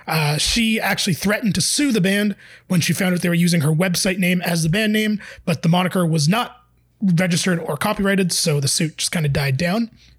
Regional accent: Toronto, Ontario, Canada; I did grow up in real Toronto.

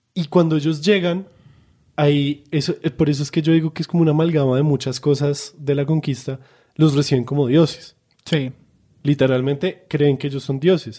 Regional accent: Colombia; nosotros colombianos

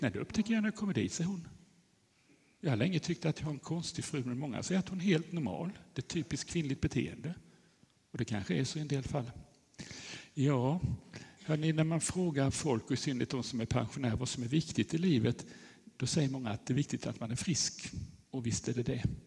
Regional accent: Eksjö, Jönköping County, Sweden; also born or lived in Nässjö; Jag kommer från Eksjö där jag bor sedan ett par år tillbaka men annars har jag bott och jobbat i Nässjö som skolpsykolog i hela mitt liv

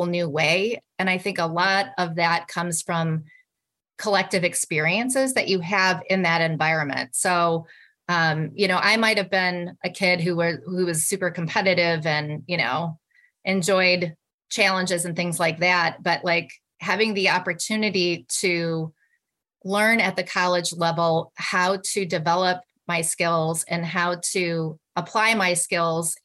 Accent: a small town north of Milwaukee, Wisconsin, United States; moved away; I grew up in Wisconsin. I grew up in a small town north of Milwaukee

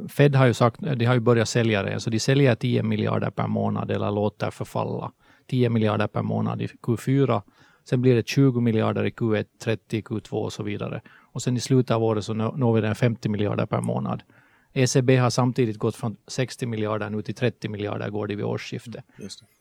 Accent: Helsinki, Uusimaa, Finland; accent: Finland Swedish; moved away as an adult; now in Sweden; som ni hör på svenskan så är jag finlandssvensk. jag flyttade till Sverige från Helsingfors 2009

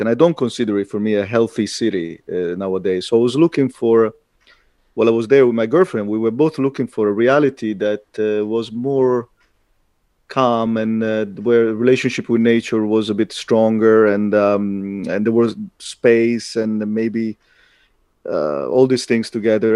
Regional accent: Italy; moved away as an adult; also born or lived in London; now in Latvia; I'm Italian. I got something in common with the culture. I was raised in that culture

